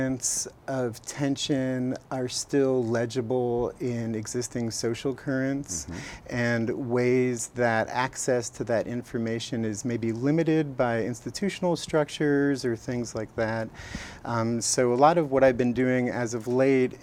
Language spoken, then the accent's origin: English; Los Angeles, California, United States; now in Eugene, United States; I grew up in Los Angeles in a family of people who I think were interested in art but didn't have a background in art